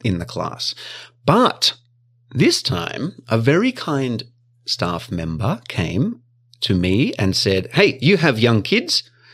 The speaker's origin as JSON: {"language": "English", "region": "Victoria", "country": "Australia", "tie": "born or raised there", "moved": "yes", "lives_now": "Japan", "said": "in my hometown, it's called Vic Roads. Victorian Roads."}